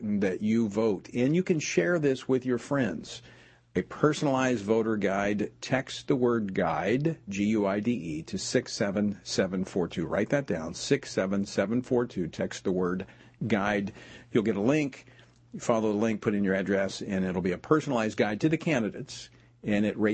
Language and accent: English; Louisiana, United States; moved away; my home state of Louisiana when I was in the legislature